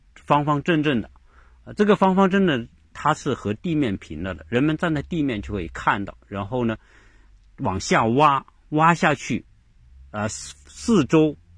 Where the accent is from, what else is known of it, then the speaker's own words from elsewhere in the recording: China; 我们中国人，很多人并不太知道这个人